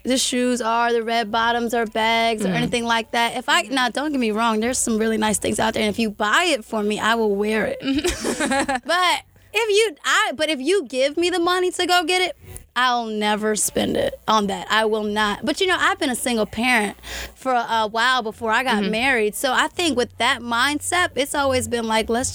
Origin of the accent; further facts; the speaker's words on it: Jersey City, New Jersey, United States; now in Atlanta, United States; I'm from Jersey City